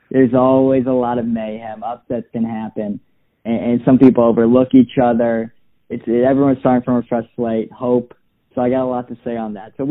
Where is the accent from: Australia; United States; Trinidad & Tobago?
United States; Portland, Maine; also born or lived in Columbus / Cleveland; Yeah, so I uh, was born in Columbus and I moved around a bit. Went to high school out in Portland, Maine.